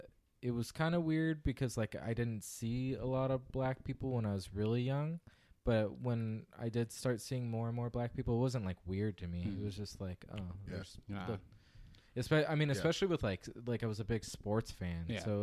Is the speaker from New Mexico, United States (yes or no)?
no; Visalia, California, United States; born or raised there